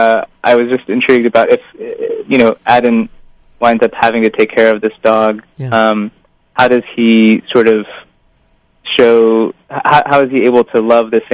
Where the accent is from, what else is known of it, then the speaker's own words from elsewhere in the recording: Indiana, United States; I grew up in the Midwest in Indiana